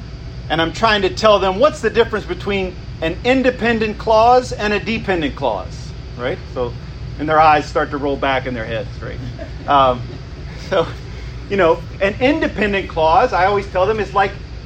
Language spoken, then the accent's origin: English; United States; we experience as American citizens